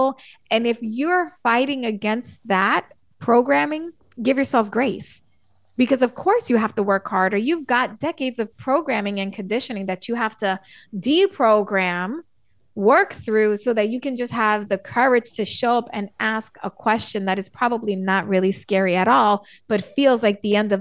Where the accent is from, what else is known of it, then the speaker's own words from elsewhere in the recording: New York City, New York, United States; I'm from the Bronx in New York City